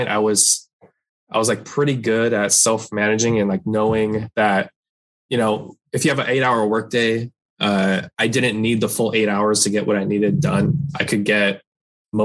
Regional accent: Torrance, California, United States; also born or lived in San Francisco Bay Area; I'm from Torrance, like South Bay, near Los Angeles, but I went up there for school

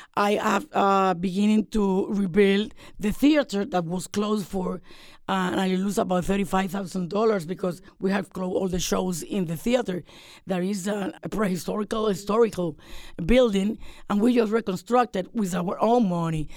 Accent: Puerto Rico; Puerto Rico is a territory, but we are American citizens too.

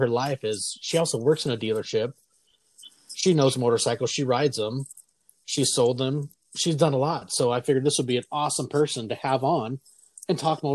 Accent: Port Angeles, Washington, United States; born or raised there

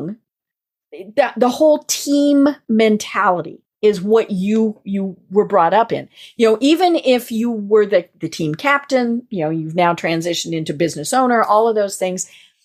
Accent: Colorado, United States; I am from Colorado

